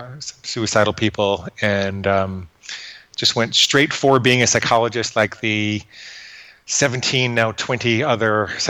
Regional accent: Fort Alexandria, Virginia, United States; born there; I was born in Walter Reed Army Hospital in Fort Alexandria, Virginia, which is just outside of Washington, D.C.

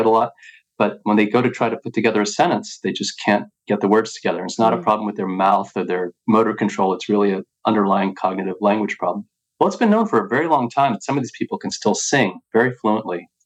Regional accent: Wilmington, Delaware, United States; I grew up in Wilmington, Delaware.

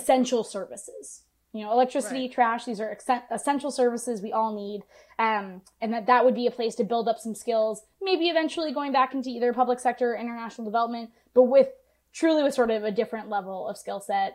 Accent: United States

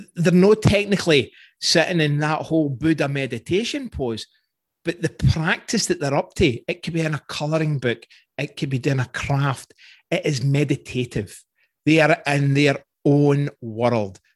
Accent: Scotland, United Kingdom; I'm Scottish

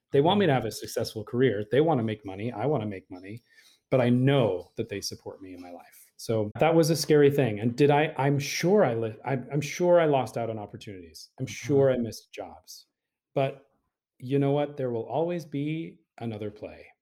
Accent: Utah, United States; moved away; when I was a kid growing up in Utah, I was the youngest of eight siblings

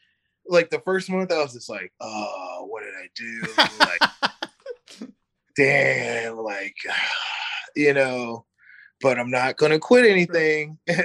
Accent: Missouri, United States; also born or lived in North Carolina; now in Sacramento, United States; So I come from like a small town in Missouri to like the hood.

